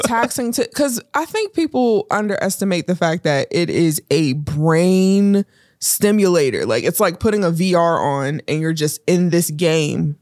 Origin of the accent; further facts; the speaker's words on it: Pittsburgh, Pennsylvania, United States; also born or lived in Homewood, Pennsylvania, United States; growing up in Pittsburgh